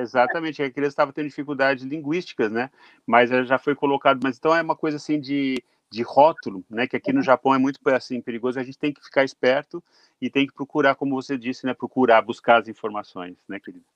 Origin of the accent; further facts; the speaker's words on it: Brazil; moved away as an adult; now in Japan; Eu saí do Brasil com, com 21 anos